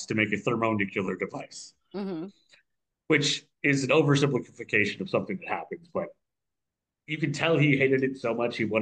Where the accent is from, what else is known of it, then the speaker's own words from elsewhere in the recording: Minneapolis–Saint Paul, Minnesota, United States; when I was growing up in the Twin Cities